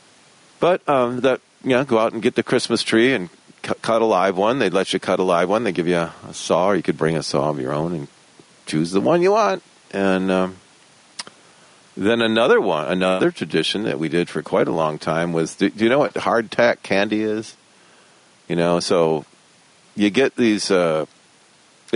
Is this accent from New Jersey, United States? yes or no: no; Michigan, United States; I grew up in Michigan in the Midwest